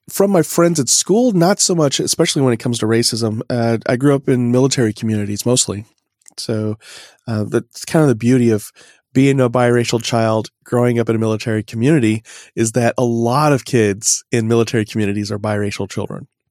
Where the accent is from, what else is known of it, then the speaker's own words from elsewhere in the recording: Oklahoma, United States; I was born in Oklahoma